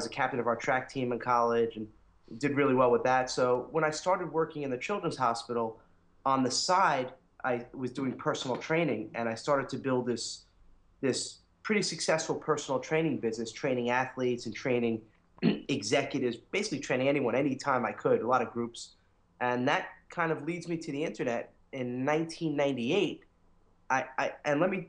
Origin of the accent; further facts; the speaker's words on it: New York, United States; accent: New York; now in Connecticut, United States; and I grew up in New York, if you couldn't tell from my accent. Although I'm starting to lose it a little